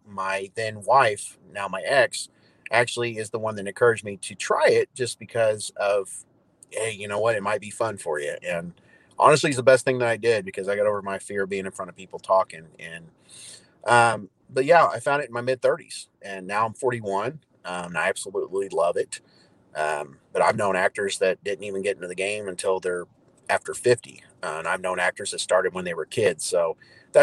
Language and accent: English; Evansville, Indiana, United States; moved away as an adult; now in Norman, United States; I'm originally from Southern Indiana, actually Evansville